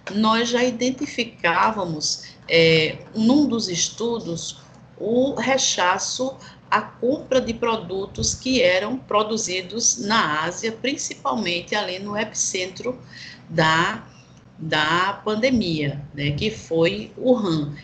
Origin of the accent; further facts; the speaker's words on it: Brazil; enquanto brasileiros